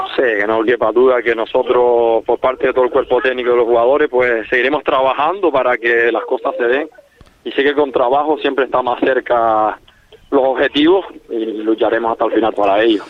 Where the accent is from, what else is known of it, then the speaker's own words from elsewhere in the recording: Corralejo, Canary Islands, Spain; A los que somos de Coralejo